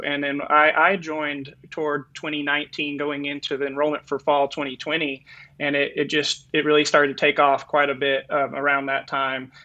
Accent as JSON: {"language": "English", "region": "North Carolina", "country": "United States", "also_born_or_lived": "Florida / California", "moved": "as an adult", "lives_now": "Arizona, United States", "said": "I'm actually from North Carolina and then went to college in Florida, spent about 10 years in California. And now I'm in Arizona"}